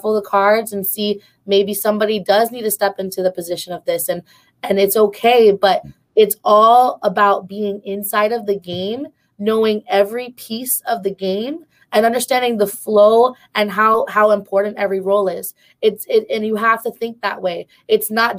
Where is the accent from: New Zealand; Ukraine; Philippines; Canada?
Philippines; us as Filipino women and just Filipinos in general